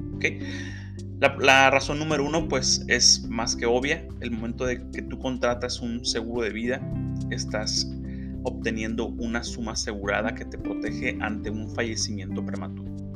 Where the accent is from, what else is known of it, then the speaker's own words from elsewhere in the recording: Mexico; es algo que a todos como mexicanos nos impacta